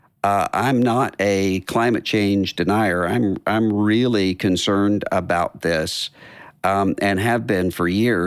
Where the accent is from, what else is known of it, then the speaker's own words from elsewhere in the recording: Biloxi, Mississippi, United States; my hometown, Biloxi